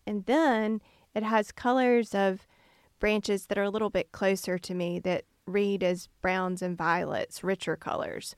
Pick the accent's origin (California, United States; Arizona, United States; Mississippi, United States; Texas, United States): Mississippi, United States; Canton; I grew up in Canton